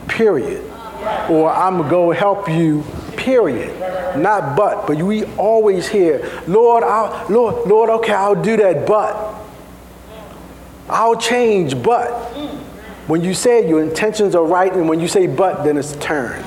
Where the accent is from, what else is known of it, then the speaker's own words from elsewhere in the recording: Baltimore, Maryland, United States; I'm from Baltimore. Sometimes we add a couple little things.